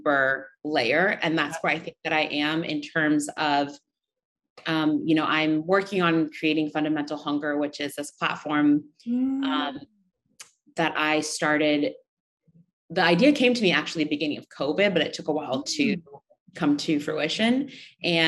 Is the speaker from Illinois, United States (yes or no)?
no; Seattle, Washington, United States; moved away as an adult; also born or lived in Uganda; now in New York City, United States; I was born in Uganda and I moved to the States when I was really young, 3 or 4. I grew up in Seattle, Washington, or like outside of Seattle